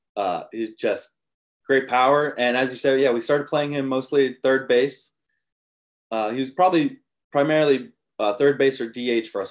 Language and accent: English; Colorado, United States; moved away; I grew up in Colorado